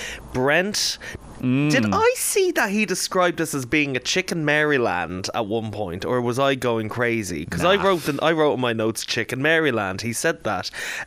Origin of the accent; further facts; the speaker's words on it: Ireland; we are Irish